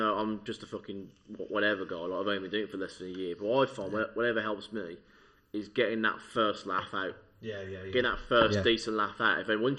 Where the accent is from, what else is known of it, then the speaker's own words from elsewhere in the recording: Birmingham, West Midlands, United Kingdom; Birmingham is my hometown, but I'm talking about my certain sub-town, or Erdington.